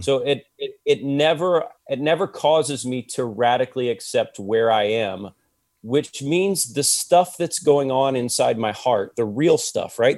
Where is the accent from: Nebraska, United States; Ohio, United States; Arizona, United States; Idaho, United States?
Ohio, United States; I'm from Ohio